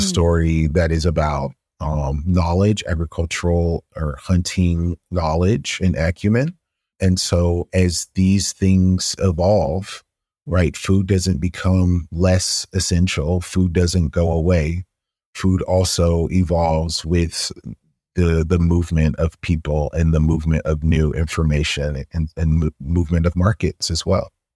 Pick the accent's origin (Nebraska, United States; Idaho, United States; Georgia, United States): Georgia, United States; Atlanta; growing up in Atlanta